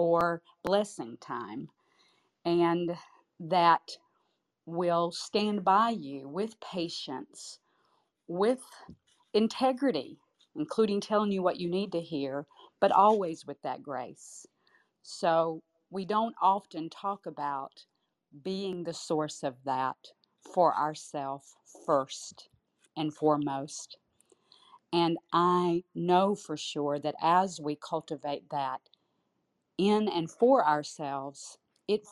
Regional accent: St. Petersburg, Florida, United States; now in Tampa, United States; I had lived in St. Petersburg for 48 of my 53 years

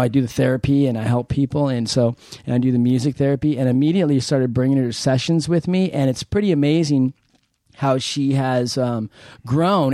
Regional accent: San Diego, California, United States; I'm from San Diego

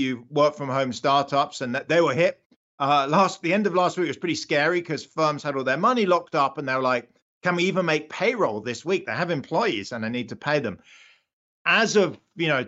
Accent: United Kingdom; accent: British; moved away as an adult; now in United States; I'm British. I was born in the UK. I only came to the US about 20 years ago

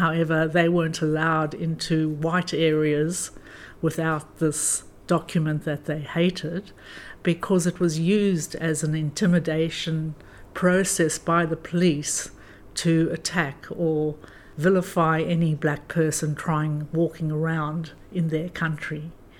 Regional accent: South Africa; There was always a sense of wrongness in South Africa, even though there was a normality of white people had domestic servants.

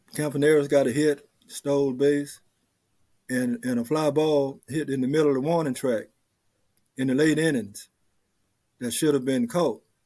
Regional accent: Mobile, Alabama, United States; I'm from Mobile, Alabama

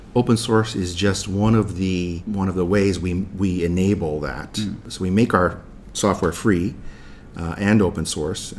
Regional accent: New York City, New York, United States; moved away as an adult; also born or lived in New Jersey; now in Tokyo, Japan; I grew up in New York City

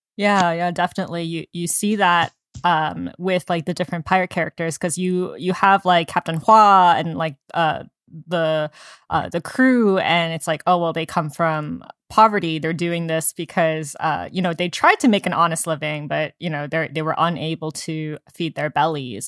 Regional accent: United States; we're Asian American

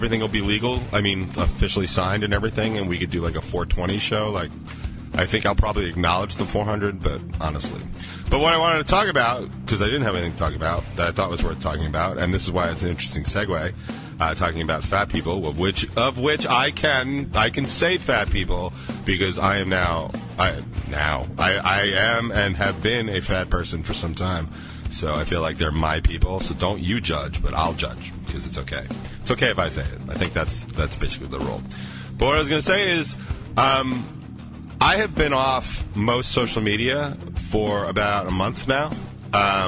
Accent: New York, United States; I'm from New York. So accents are flying

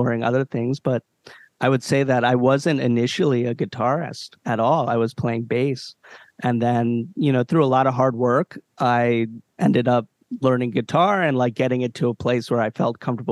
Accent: Columbia, Maryland, United States; also born or lived in Baltimore, Maryland / Ellicott City, Maryland; I was born in Baltimore, but I grew up in Columbia, Maryland for a good part of my childhood

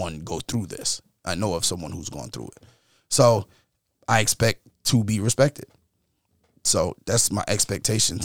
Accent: New York, United States; growing up in New York

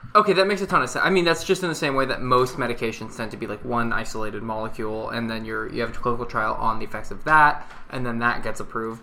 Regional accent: Washington, United States; now in Canada; I grew up in Washington State

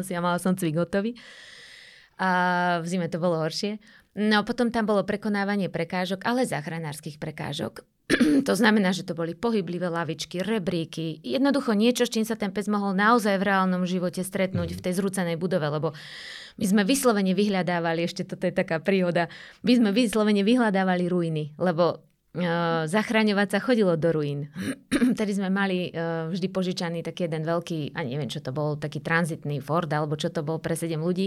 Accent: Slovakia; also born or lived in Banská Bystrica; som bola trikrát ako jediná Slovenka, úplne mhm. sama. Teda zo Slovenska

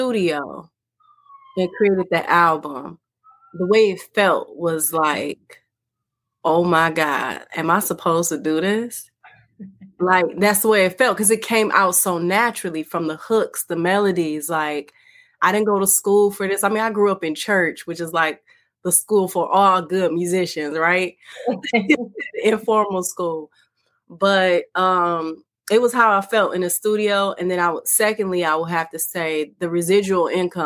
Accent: Detroit, Michigan, United States; I'm from the Motown, Detroit, Michigan

